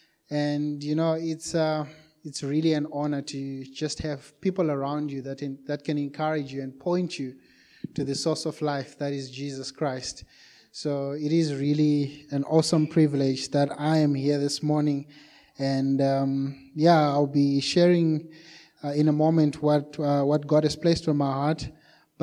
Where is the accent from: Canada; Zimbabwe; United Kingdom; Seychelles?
Zimbabwe; moved away as an adult; also born or lived in Johannesburg, South Africa; now in Cape Town, South Africa; We're originally from Zimbabwe